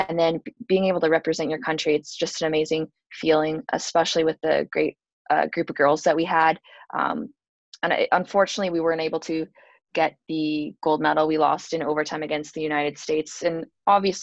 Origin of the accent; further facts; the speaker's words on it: St. Catharines, Ontario, Canada; moved away as an adult; the actual school being so close to my hometown, St. Catharines